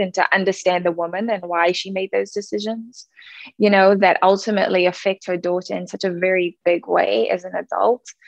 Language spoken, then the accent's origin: English; Cape Town, Western Cape, South Africa; born or raised there; now in United States